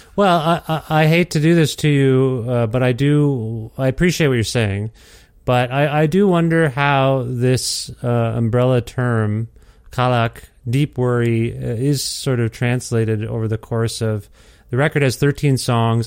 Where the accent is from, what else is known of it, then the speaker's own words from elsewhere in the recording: Alberta, Canada; born here and raised here